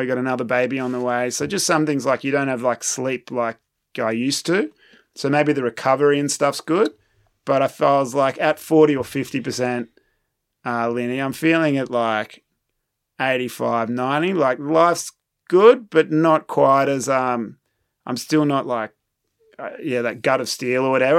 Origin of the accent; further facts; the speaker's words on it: Manly, New South Wales, Australia; moved away as an adult; also born or lived in United Kingdom; now in France; my hometown in Manly